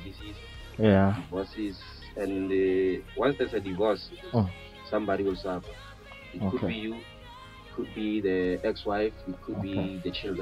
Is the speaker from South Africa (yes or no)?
yes; Bushbuckridge, Mpumalanga, South Africa; my hometown of Bushbuck Ridge